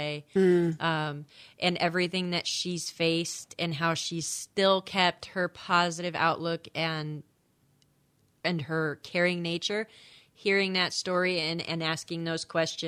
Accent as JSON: {"language": "English", "town": "Sweet Home", "region": "Oregon", "country": "United States", "tie": "born or raised there", "moved": "as an adult", "lives_now": "Flagler County, United States", "said": "I grew up in a town called Sweet Home"}